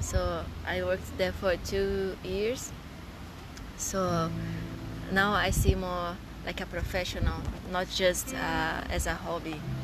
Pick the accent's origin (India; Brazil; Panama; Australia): Brazil; São Paulo countryside; first language Portuguese; English is a second language; moved away as an adult; also born or lived in Japan; now in Miyazaki, Japan; I was born in Japan, but I grew up in Brazil.